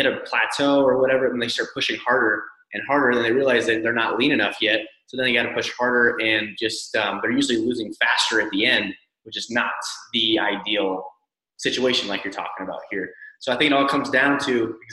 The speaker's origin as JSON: {"language": "English", "area": "Northwest United States", "region": "Pacific Northwest", "country": "United States", "said": "I'm from the Northwest in the United States."}